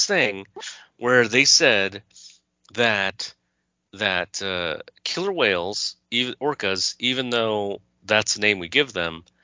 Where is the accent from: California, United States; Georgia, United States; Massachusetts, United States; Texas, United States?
California, United States; moved away as an adult; also born or lived in New York